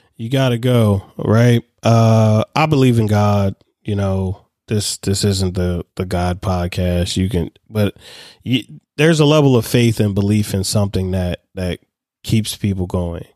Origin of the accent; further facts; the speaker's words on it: Baltimore, Maryland, United States; I'm a kid from Baltimore City